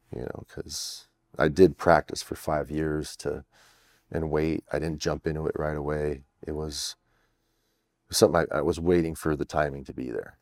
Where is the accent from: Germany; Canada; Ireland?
Canada; I'm French Canadian